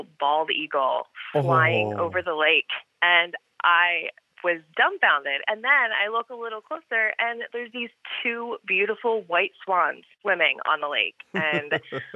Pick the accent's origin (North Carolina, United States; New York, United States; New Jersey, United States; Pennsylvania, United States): Pennsylvania, United States; Philadelphia; I grew up in Northeast Philadelphia